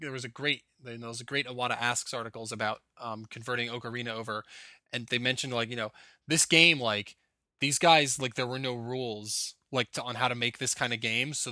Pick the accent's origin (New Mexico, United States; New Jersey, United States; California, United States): New Jersey, United States; Well, I'm from New Jersey, and like before I moved to Florida, 30 degrees wasn't that cold